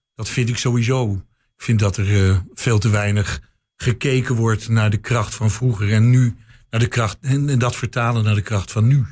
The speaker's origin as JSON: {"language": "Dutch", "town": "Amsterdam", "region": "North Holland", "country": "Netherlands", "tie": "born or raised there", "moved": "yes", "lives_now": "Enschede, Netherlands", "said": "als Amsterdammer"}